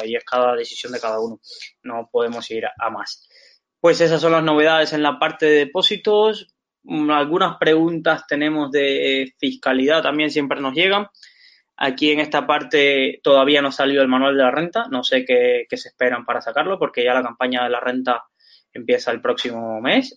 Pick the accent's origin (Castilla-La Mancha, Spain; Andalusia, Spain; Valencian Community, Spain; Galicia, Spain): Valencian Community, Spain; Valencia; somos de aquí de Valencia